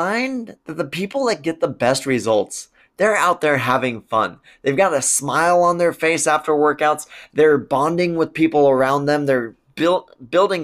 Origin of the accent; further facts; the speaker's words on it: Spokane, Washington, United States; my hometown community